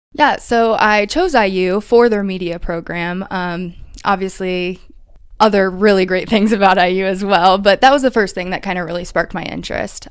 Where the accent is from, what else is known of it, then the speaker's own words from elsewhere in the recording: Warsaw, Indiana, United States; moved away as an adult; now in Indianapolis, United States; I grew up in Warsaw